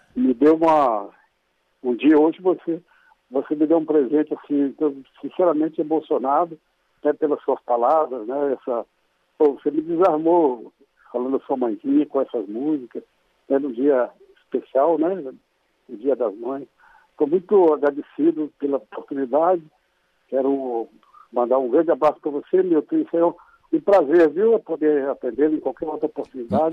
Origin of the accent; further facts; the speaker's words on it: Pedro Leopoldo, Minas Gerais, Brazil; quando eu comecei a jogar aqui na minha terra, em Pedro Leopoldo